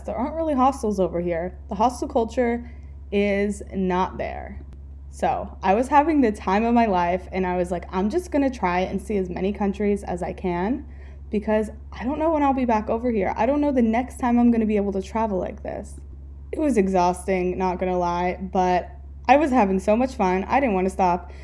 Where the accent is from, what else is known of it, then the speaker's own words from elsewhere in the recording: California, United States; moved away as an adult; also born or lived in Pennsylvania / Fort Lauderdale, Florida; I grew up in California